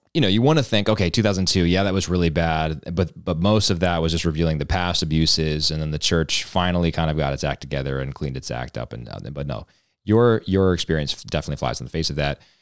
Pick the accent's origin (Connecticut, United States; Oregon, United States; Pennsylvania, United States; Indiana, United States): Pennsylvania, United States; outside of Philly; I was born outside of Philly